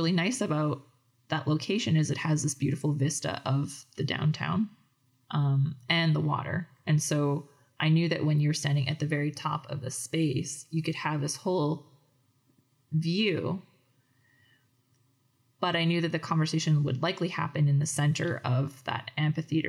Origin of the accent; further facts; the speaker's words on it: Edmonton, Alberta, Canada; also born or lived in Calgary; I'm not from Fort McMurray. I was born in Calgary and raised in Edmonton